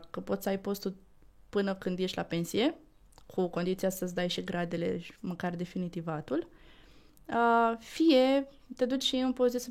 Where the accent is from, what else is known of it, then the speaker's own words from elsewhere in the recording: Tulcea, Tulcea County, Romania; now in Bucharest, Romania; Eu sunt din Tulcea.